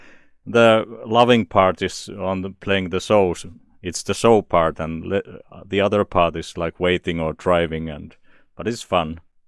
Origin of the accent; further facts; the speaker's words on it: Turku, Southwest Finland, Finland; I'm in my hometown, Turku, Finland.